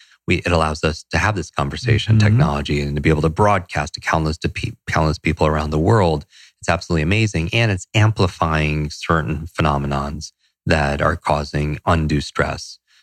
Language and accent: English; Northeast, United States; And I grew up in the Northeast. I despise the cold, but I still do it.